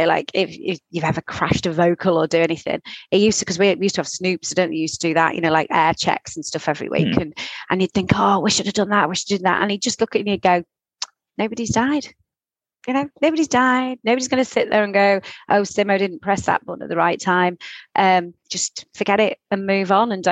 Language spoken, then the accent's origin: English; Southport, North West England, United Kingdom; I'm from, born and bred in Southport, so I am in fact Sandgrounder